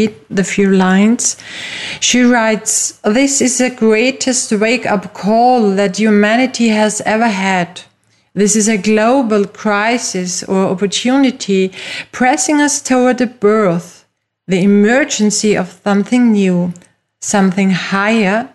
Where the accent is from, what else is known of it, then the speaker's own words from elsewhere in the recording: Austria; first language German; English is a second language; I am from Austria, which is a very small and traditional European country with lovely mountains and nice lakes. My first language is German